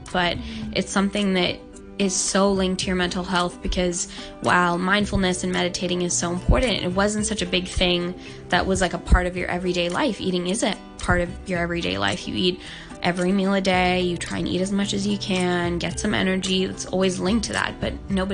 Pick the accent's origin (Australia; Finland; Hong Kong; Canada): Hong Kong; I was born and raised in Hong Kong